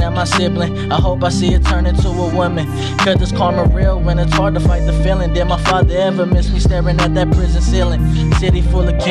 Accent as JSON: {"language": "English", "town": "Stockton", "region": "California", "country": "United States", "tie": "born or raised there", "said": "I grew up right there on Vine. Vine and Filbert right there by Fillmore School"}